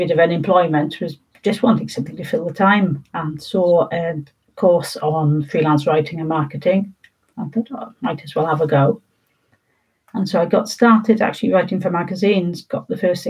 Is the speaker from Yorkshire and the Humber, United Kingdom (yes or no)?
no; Wales, United Kingdom; as people started identifying me as a Welsh writer, I started feeling more Welsh